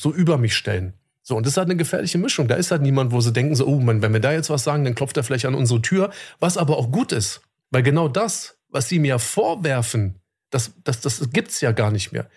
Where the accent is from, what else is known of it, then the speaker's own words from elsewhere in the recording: Germany; bei uns in Deutschland